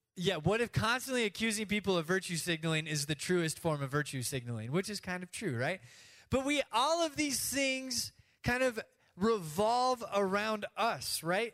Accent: United States; we do as American Christians

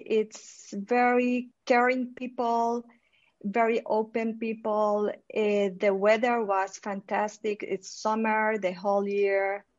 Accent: Guatemala; also born or lived in Spain / Colombia / Switzerland; I had born in Spain, but then I moved to Colombia, and after that I grew up in Guatemala, and then moved to Spain, and then to Switzerland.

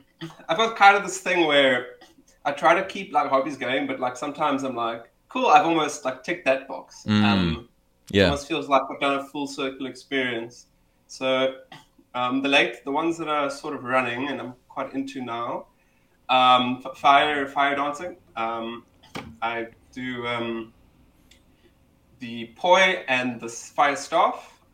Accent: Cape Town, Western Cape, South Africa; I'm South African, Cape Townian, born and bred. I might be the stereotype, just not my accent. I always seem to, people always like, hey, you sound like you're from Joburg or Durban.

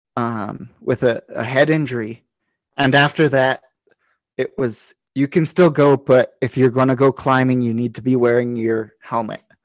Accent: New Mexico, United States; where I grew up in New Mexico, actually where I am now

